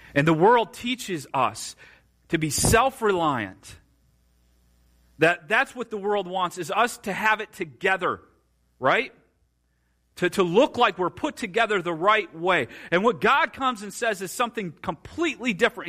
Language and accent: English; Marshall County, Indiana, United States; also born or lived in Kosciusko County, Indiana; grew up in Marshall County